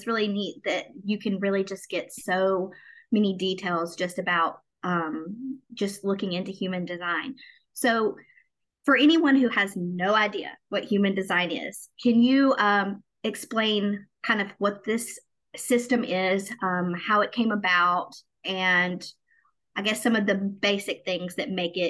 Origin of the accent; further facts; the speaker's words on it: Southern United States, United States; Because I grew up in the South. I grew up in the Bible Belt and a very Christian-based area